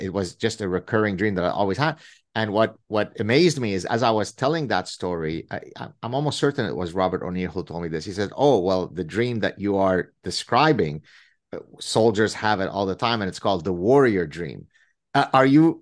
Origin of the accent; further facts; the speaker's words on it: Lebanon; now in Canada; growing up in the Civil War in Lebanon